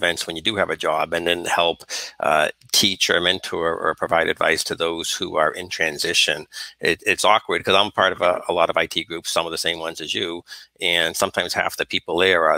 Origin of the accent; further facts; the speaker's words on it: Northeast, United States; Growing up in the Northeast